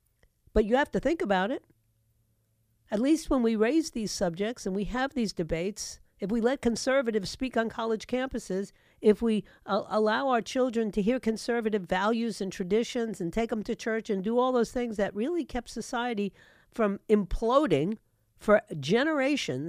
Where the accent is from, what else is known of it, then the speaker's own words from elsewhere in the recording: New York, United States; my hometown of New York